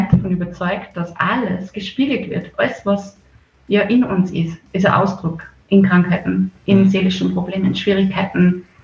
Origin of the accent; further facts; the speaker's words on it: Bad Schallerbach, Upper Austria, Austria; now in Mondsee, Austria; Ja, ursprünglich komme ich aus äh, der Gegend Bad Schallerbach, äh, das Kirchen da, Sackenkirchen der Polsens nennt man den Ort, das ist schon Bezirk Everding. Aber ich lebe jetzt schon ganz lange im Mondsee seit 2012.